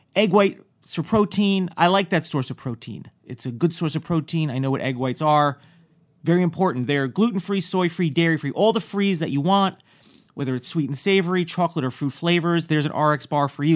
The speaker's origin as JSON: {"language": "English", "region": "northern New Jersey", "country": "United States", "said": "I'm from the northern end of New Jersey"}